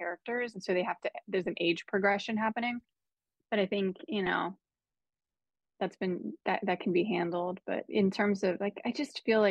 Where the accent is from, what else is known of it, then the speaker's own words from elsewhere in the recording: Pittsburgh, Pennsylvania, United States; I grew up in Pittsburgh.